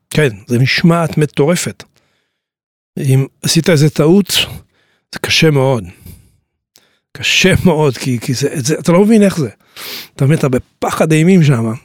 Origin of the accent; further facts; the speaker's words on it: Tiberias, Northern District, Israel; also born or lived in New York, United States; אני נולדתי בטבריה.